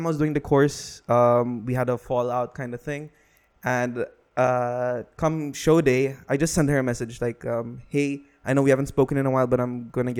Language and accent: English; Dubai, United Arab Emirates; I'm born and raised in Dubai.